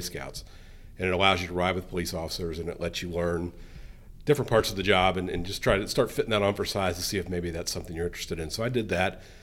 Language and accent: English; Colerain Township, Ohio, United States; I grew up here in Coleraine